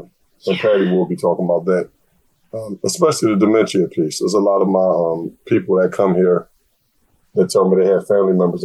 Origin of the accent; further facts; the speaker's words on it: United States; the U.S.